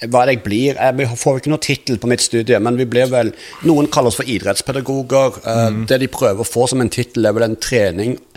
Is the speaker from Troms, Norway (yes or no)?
no; Rogaland, Norway; Jeg, jeg vokste opp på Jæren, og der var det veldig Harley-miljø.